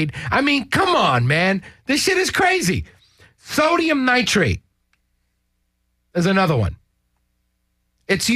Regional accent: New York, United States; I'm originally from New York

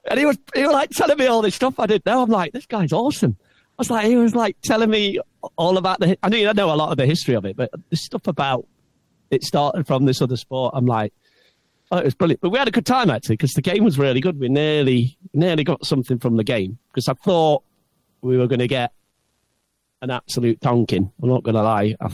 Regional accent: England, United Kingdom; we're so English, aren't we, mate?

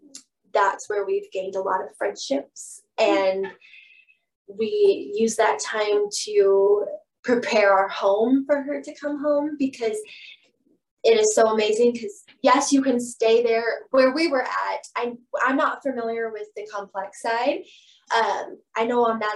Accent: Bethany, Oklahoma, United States; I'm from Bethany. Normal, like originally from Bethany

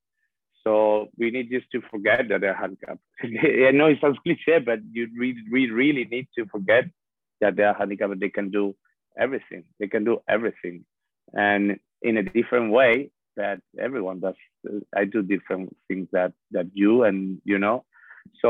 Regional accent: Spain; English is a second language; moved away as an adult; now in New York, United States; I'm born by the sea in a very warm country

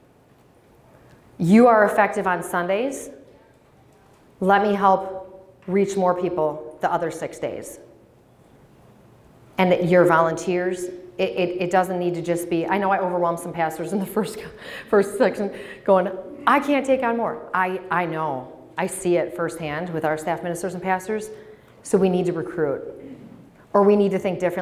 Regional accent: Menomonee Falls, Wisconsin, United States; now in Green Bay, United States; I grew up in Menominee Falls, so attended Bethlehem, K through 8, Catamaran Lutheran

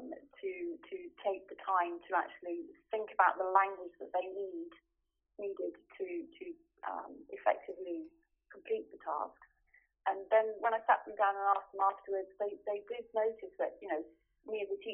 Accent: United Kingdom; moved away as an adult; now in Stuttgart, Germany; I am British and recently also German, and I have lived in Germany for the last 23 years.

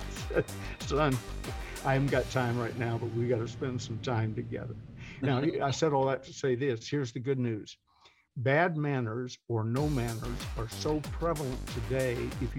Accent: the South, United States; But I'm a Southern gentleman. I'm 78 years old. I was raised in the South by a Southerner, and plus my mother. But my dad was an old Alabamian.

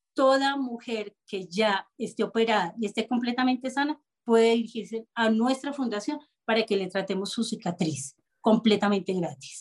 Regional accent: Bogotá, Colombia; yo soy bogotana

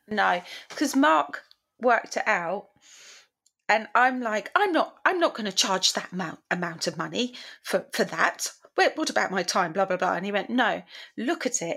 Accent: England, United Kingdom; we're english oh, we're British. we're from the United Kingdom

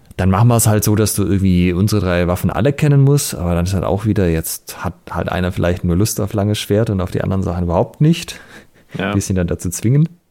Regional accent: Germany; bei uns in Deutschland

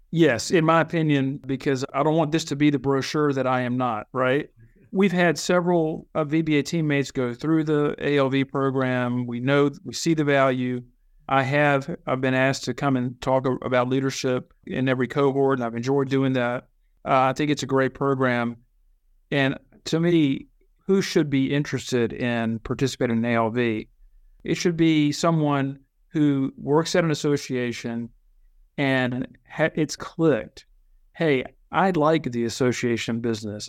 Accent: Virginia, United States; also born or lived in Chile; But I was born in Virginia, been in Virginia all my life

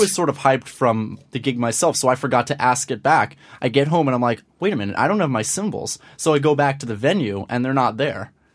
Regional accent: Scarsdale, New York, United States; also born or lived in Manhattan, New York; I'm originally from Manhattan, the Upper West Side. But when I was just shy of six, my family moved up to Scarsdale in Westchester

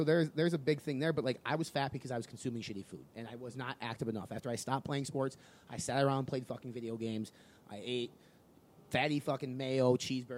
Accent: Midwest, United States; we're from the Midwest, so you kind of had to get your ass out on the farm and do things

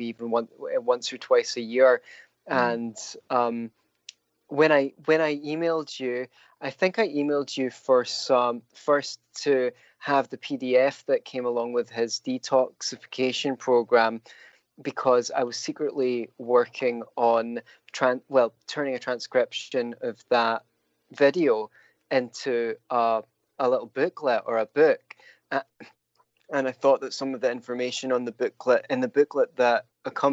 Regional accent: Scotland, United Kingdom; now in Florida, United States; I'm Scottish. No, it's a lovely place to grow up

